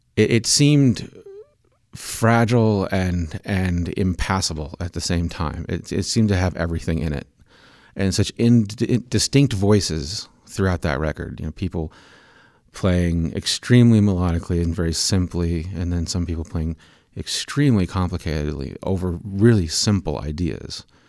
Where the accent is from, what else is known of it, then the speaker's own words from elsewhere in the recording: Manhattan, Kansas, United States; I grew up in Manhattan, Kansas